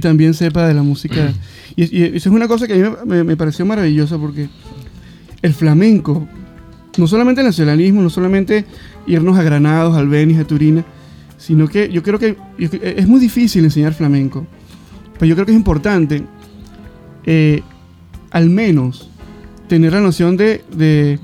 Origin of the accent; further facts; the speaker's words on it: Venezuela; yo, soy de Venezuela